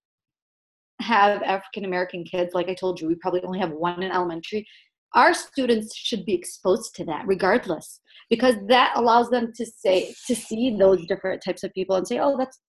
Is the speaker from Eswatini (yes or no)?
no; Yemen; moved away; I happen to be from Yemen